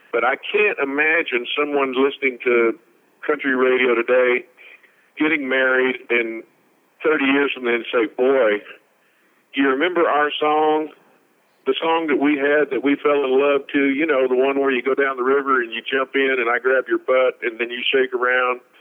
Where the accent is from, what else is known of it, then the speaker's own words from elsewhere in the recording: Texas, United States; moved away as an adult; also born or lived in Nashville; I grew up in Texas